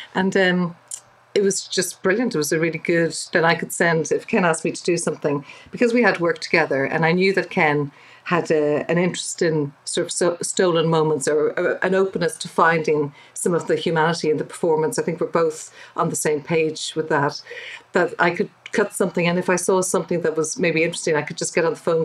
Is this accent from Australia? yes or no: no; Dublin, Leinster, Ireland; I'm from Dublin, but my dad is from Northern Ireland.